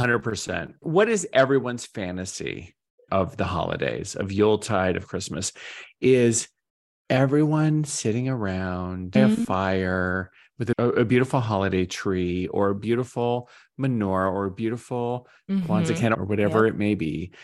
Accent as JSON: {"language": "English", "region": "Arizona", "country": "United States", "tie": "born or raised there", "said": "Or we grew up in Arizona."}